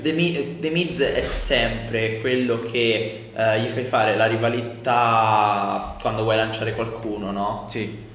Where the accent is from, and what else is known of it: Civitanova Marche, Marche, Italy